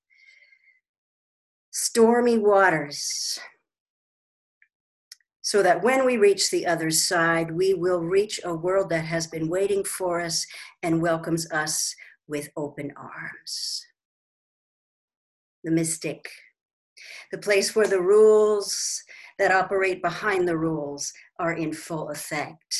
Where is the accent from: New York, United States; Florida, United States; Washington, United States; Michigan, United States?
Washington, United States; also born or lived in Seattle; now in Sarasota, United States; we're both from Washington originally